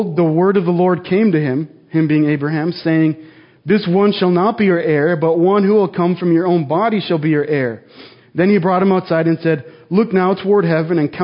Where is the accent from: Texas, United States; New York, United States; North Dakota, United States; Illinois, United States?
North Dakota, United States; moved away as an adult; also born or lived in Jackpot, Nevada; now in Twin Falls, United States; I grew up in North Dakota, like I just said, about 1,000 miles away. And I lived there most of my life, went to college there